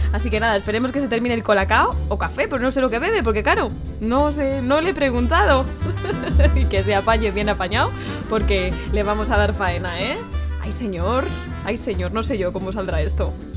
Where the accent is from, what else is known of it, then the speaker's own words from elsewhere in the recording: Community of Madrid, Spain; also born or lived in La Mancha; now in Castilla-La Mancha, Spain; yo también soy madrileña, ¿eh? aunque llevo muchos años en La Mancha, pero soy madrileña